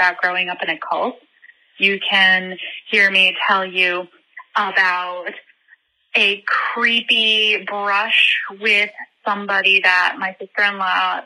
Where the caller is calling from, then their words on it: Ireland; I'm calling from Ireland.